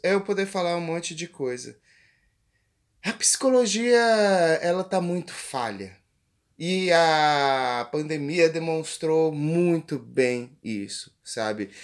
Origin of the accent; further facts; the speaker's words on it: interior of Goiás, Brazil; eu que sou do interior de aqui do Goiás, a quase 500 a 500 quilômetros de Goiânia